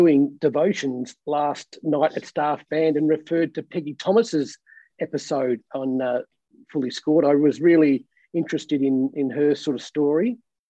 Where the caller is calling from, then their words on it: Melbourne, Victoria, Australia; So I'm in Melbourne, Australia, located about 20 miles, I suppose, out of central Melbourne.